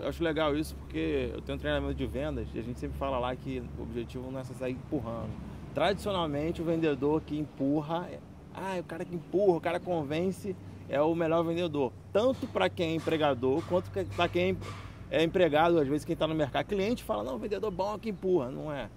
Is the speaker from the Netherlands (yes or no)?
no; Macaé, Rio de Janeiro, Brazil; Eu sou muito macaense